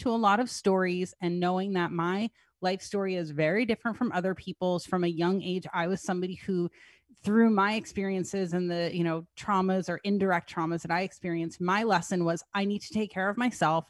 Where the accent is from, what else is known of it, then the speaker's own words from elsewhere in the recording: New Jersey, United States; I'm from New Jersey